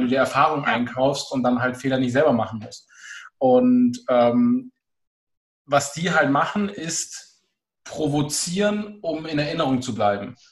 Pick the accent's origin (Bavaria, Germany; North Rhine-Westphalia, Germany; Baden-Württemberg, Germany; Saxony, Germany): Bavaria, Germany; Augsburg area; ich komme aus dem Augsburger Raum